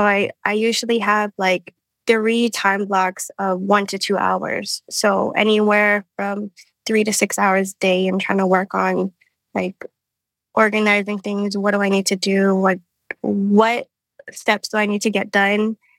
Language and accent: English; Hawaii, United States; moved away; I'm from Hawaii